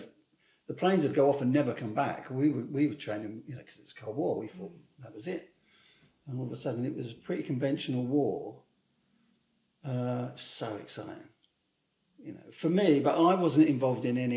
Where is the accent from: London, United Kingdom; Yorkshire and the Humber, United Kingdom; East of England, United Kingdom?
East of England, United Kingdom; Hemel Hempstead; moved away as an adult; There was a big reception in Hempstead, my hometown